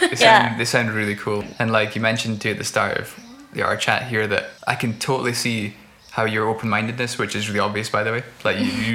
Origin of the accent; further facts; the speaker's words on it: Aberdeen, Scotland, United Kingdom; my mum and dad were from Aberdeen. I grew up in Aberdeen. It's a tiny place.